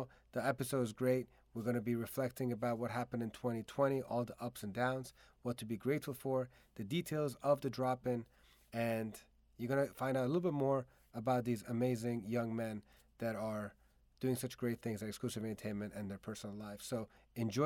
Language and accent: English; DMV area, United States; in the DMV area, my hometown area